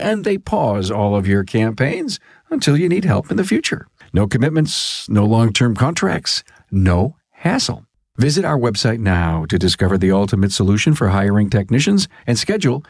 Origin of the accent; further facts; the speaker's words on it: Buffalo, New York, United States; accent: New York; I'm from Buffalo